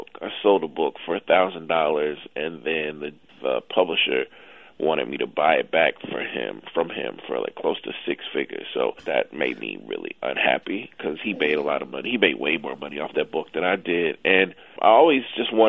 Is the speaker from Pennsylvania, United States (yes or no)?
no; Jackson, Mississippi, United States; moved away as an adult; also born or lived in New York; I grew up in Jackson when we would go to the game every other Saturday